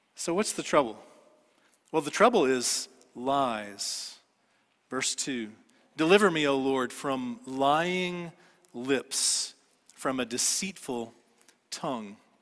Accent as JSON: {"language": "English", "town": "Dallas", "region": "Texas", "country": "United States", "tie": "born or raised there", "said": "I grew up in Dallas"}